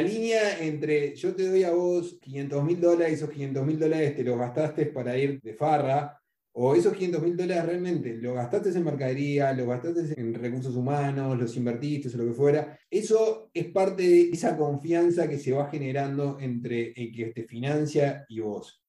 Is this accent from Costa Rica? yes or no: no; Uruguay; yo soy uruguayo